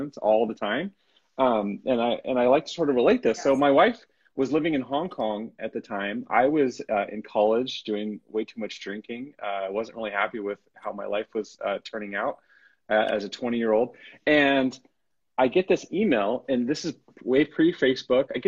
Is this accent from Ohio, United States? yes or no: no; Encinitas, California, United States; I grew up in Encinitas, California